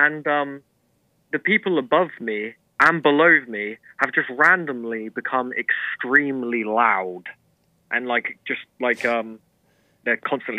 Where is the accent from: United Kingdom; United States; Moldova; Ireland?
United Kingdom; But I'm British, right? But I always consider myself a wannabe American.